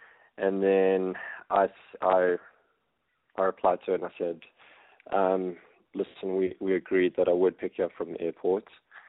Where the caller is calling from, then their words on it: South Africa; I'm 31, and I'm phoning from South Africa.